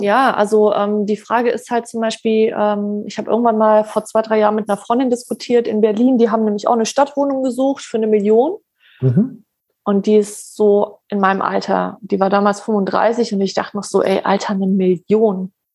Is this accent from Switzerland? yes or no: no; Poland; ich bin Polin